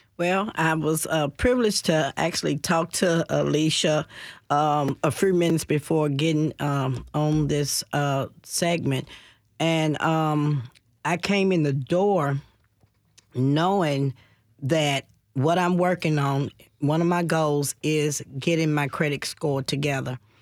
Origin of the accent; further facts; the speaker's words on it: Nashville, Tennessee, United States; I'm from Nashville.